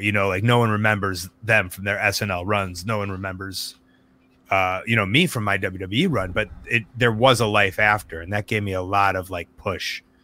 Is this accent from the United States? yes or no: yes; Deerfield, Illinois, United States; I grew up in Deerfield, home of the Birdo Center